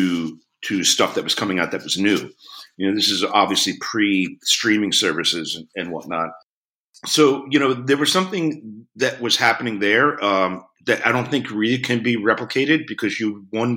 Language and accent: English; Philadelphia, Pennsylvania, United States; growing up in Philadelphia